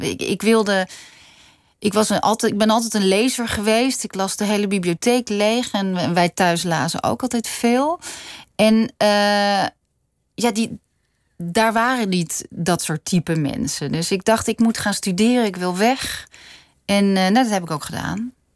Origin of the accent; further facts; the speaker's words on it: Noordwijk, South Holland, Netherlands; Ik ben in Noordwijk opgegroeid